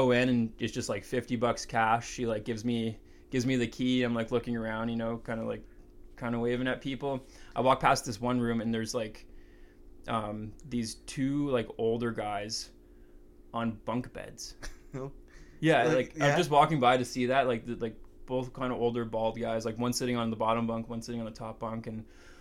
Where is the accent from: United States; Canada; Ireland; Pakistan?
Canada; we're from Canada